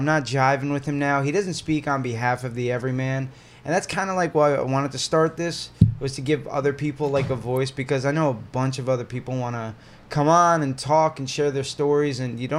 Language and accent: English; Perth Amboy, New Jersey, United States; I grew up Perth Amboy.